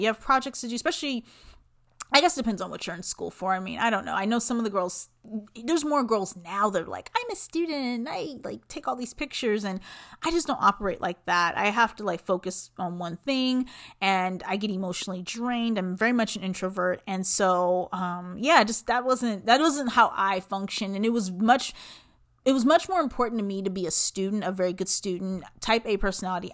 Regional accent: Los Angeles, California, United States; moved away as an adult; also born or lived in Long Beach / Pomona; now in Phoenix, United States; I am originally from Southern California, Los Angeles specifically

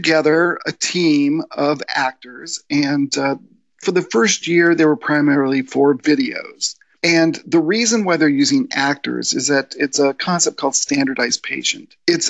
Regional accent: Spain; also born or lived in United States / Germany; Well, I lived in Germany for 5 years. I grew up in Spain.

